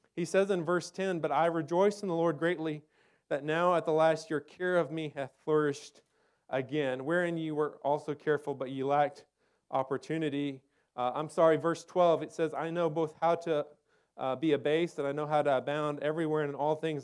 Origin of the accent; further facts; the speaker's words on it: Texas, United States; I grew up in Texas, in the desert